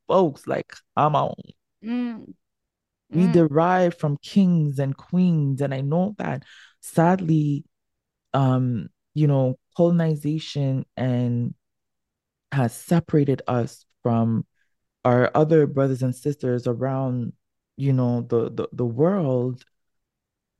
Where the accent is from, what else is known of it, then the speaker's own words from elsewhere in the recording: Ghana; I'm from Ghana. There is magic in Ghana that I need. And not only, I'm from the Akan tribe. I'm fully Ashanti